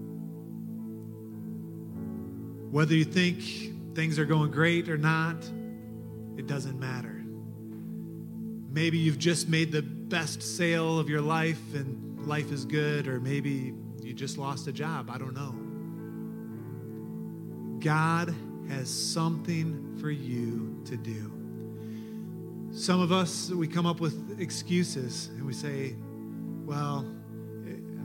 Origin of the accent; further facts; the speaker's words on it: Detroit, Michigan, United States; moved away; in Detroit, in my hometown, in my home church